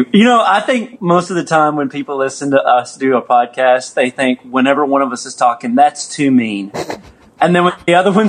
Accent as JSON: {"language": "English", "town": "Little Rock", "region": "Arkansas", "country": "United States", "tie": "born or raised there", "moved": "yes", "lives_now": "Texas, United States", "said": "Little Rock, Arkansas, which is like basically my hometown"}